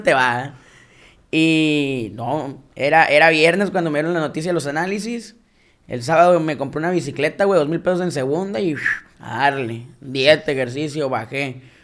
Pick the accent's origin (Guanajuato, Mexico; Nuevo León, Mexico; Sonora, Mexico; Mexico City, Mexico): Sonora, Mexico; Caborca; Caborca, que es de donde yo soy